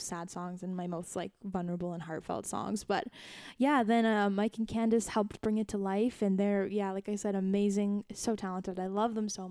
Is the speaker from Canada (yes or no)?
yes; Canada; I'm a Canadian